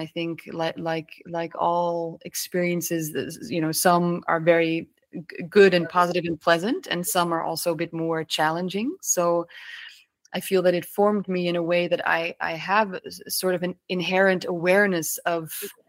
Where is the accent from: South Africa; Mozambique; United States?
Mozambique; Maputo; also born or lived in Netherlands; I was born in Holland, but fairly quickly my parents and my brother and I moved to Mozambique in the southern parts of Africa. And we moved to Maputo, and we lived there, and I went to an international school for quite some time there.